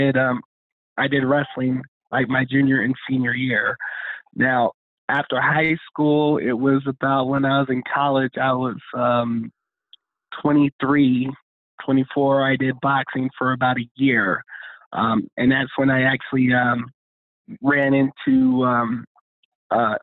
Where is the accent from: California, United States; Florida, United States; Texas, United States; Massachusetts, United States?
California, United States; West Covina; also born or lived in Los Angeles, California; I was raised in West Covina, California